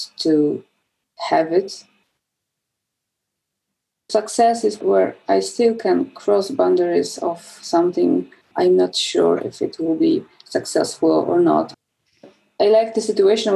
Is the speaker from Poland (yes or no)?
yes; southern Poland, Poland; I'm from Poland. I was born in Poland and I spent my childhood in southern Poland, in a small town surrounded by woods.